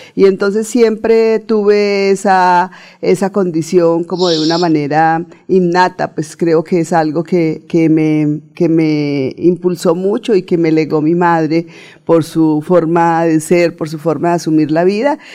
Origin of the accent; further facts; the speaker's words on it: Puente Nacional, Santander, Colombia; soy santandereana, santandereana de pura cepa, nacida en Puente Nacional en la provincia de Vélez